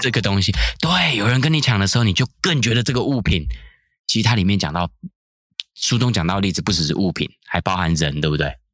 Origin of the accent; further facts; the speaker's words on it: Taiwan; 我们台湾人可能共同的经验